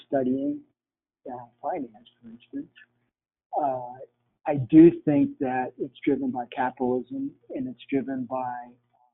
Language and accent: English; Philippines; moved away; As a kid, I grew up in the Philippines